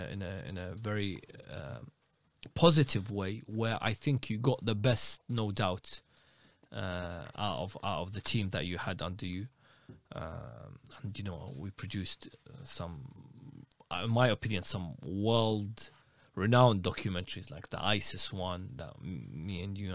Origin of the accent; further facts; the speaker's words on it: Najaf, Najaf Governorate, Iraq; because maybe I had a good network in Iraq, specifically Najaf. I could get my way around being my hometown, knowing a few clerics here and there.